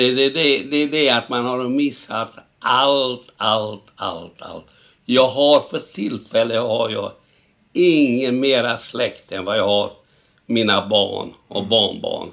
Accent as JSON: {"language": "Swedish", "town": "Sighetu Marmației", "region": "Maramureș County", "country": "Romania", "tie": "born or raised there", "second_language": "Swedish", "moved": "yes", "lives_now": "Stockholm, Sweden", "said": "Jag föddes 1926. 1926, då var den delen Rumänien."}